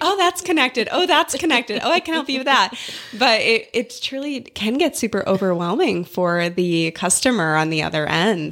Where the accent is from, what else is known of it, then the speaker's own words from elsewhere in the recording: South Dakota, United States; moved away as an adult; now in Canton, Georgia, United States; I grew up in South Dakota